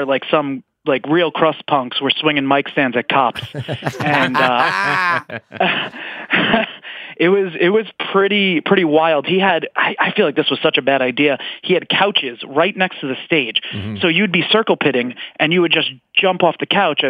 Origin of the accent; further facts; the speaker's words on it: New York City, New York, United States; Growing up in Staten Island was just the worst